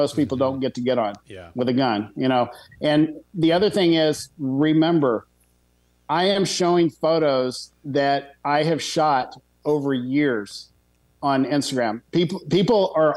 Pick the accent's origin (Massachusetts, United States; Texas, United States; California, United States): Texas, United States; Being a Texan